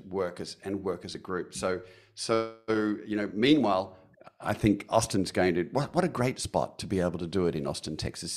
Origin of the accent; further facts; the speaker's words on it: Perth, Western Australia, Australia; from my hometown of Perth